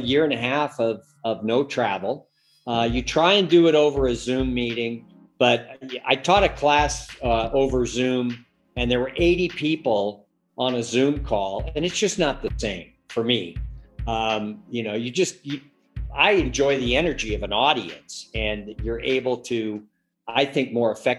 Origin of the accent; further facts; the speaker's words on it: San Francisco Bay Area, California, United States; moved away as an adult; also born or lived in Washington, D.C.; now in Reno, United States; I grew up in the San Francisco Bay Area